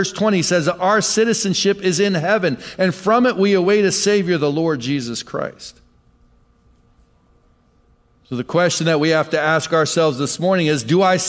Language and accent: English; Michigan, United States; Many times, well, I'm from Michigan. My dad was in the ministry. My dad was a pastor. I moved every couple years for a lot of my life.